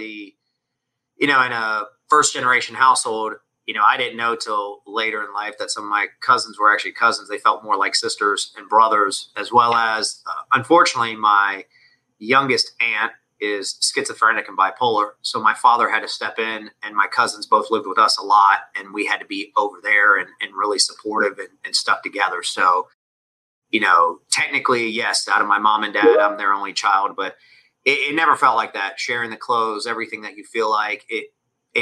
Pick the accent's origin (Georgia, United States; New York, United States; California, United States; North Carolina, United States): Georgia, United States; Atlanta; first language Spanish; English is a second language; I was born in Atlanta, in the city.